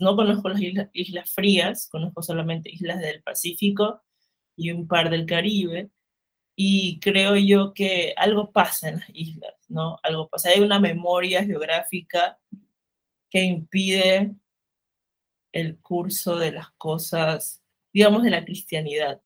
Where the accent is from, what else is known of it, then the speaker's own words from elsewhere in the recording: Limones, Esmeraldas, Ecuador; also born or lived in Guayaquil; soy de Ecuador, del norte del país, de una isla que se llama Limones, pero he vivido pues entre Esmeraldas, la ciudad capital y Guayaquil